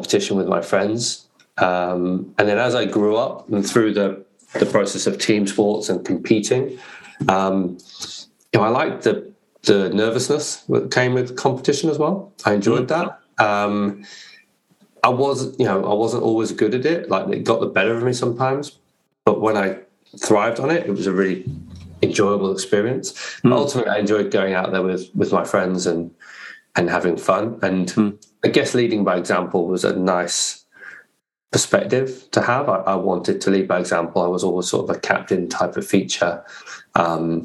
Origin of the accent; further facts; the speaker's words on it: Warwickshire, West Midlands, United Kingdom; I grew up in the Midlands in the UK. So Warwickshire was the county I grew up in.